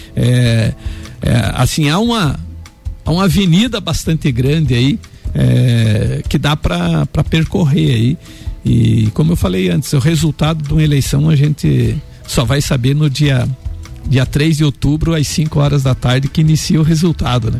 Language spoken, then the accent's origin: Portuguese; Anita Garibaldi, Santa Catarina, Brazil; lá no Rosário, em Anitta Garibaldi, é onde eu nasci